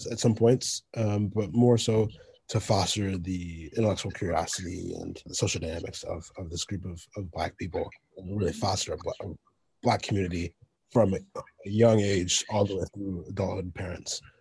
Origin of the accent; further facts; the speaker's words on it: Midland, United States; really important point for us at the time growing up in Midland, and I, I think it's different now.